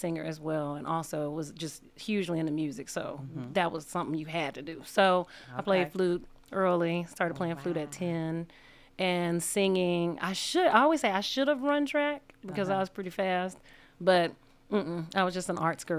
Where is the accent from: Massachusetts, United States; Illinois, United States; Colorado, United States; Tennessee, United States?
Tennessee, United States; Memphis; North Memphis, Tennessee, at Mara and Valentine.